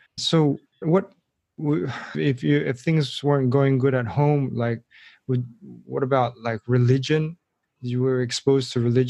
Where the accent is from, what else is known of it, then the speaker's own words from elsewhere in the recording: Singapore; my hometown of Singapore